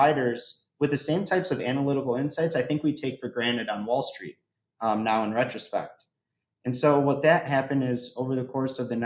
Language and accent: English; Chicago, Illinois, United States; I'm born and raised in the Chicago area